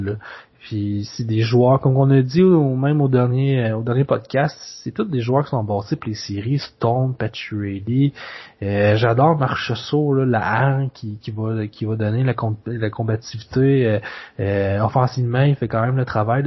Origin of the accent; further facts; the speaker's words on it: Quebec, Canada; en tant que Québécois